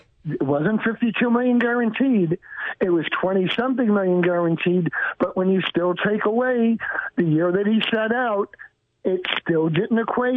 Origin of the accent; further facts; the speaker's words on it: New York, United States; If you knew the neighborhood I grew up in New York